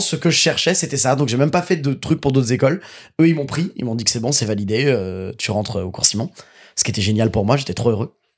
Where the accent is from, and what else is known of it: Seine-et-Marne, Île-de-France, France; now in Paris, France